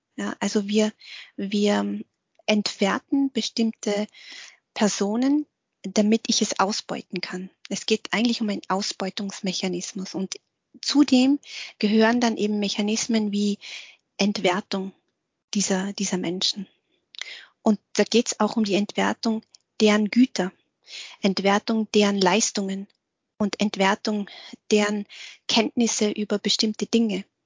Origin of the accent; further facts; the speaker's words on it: Austria; also born or lived in Vietnam; bei uns in Österreich wird ja Dialekt gesprochen